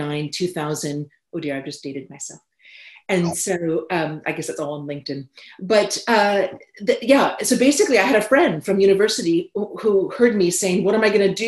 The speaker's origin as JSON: {"language": "English", "region": "California", "country": "United States", "tie": "born or raised there", "also_born_or_lived": "United Kingdom", "moved": "as an adult", "said": "growing up in California"}